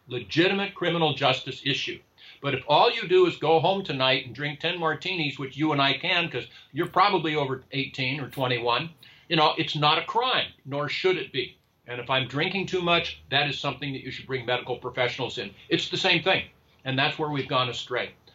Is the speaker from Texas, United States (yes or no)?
no; California, United States; in California, which is my home state